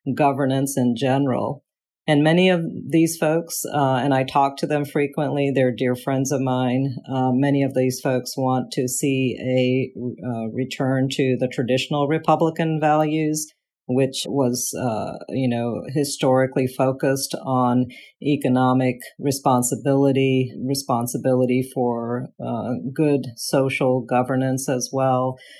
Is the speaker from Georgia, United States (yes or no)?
yes; Southeast Georgia, United States; moved away as an adult; now in Central Virginia, United States; I grew up in Southeast Georgia